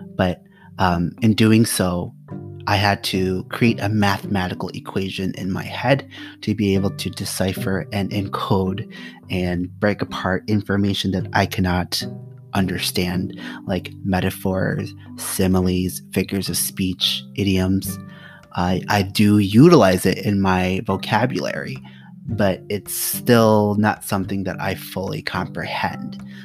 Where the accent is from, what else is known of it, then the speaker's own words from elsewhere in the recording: United States; I am an American. So I'm Khmer American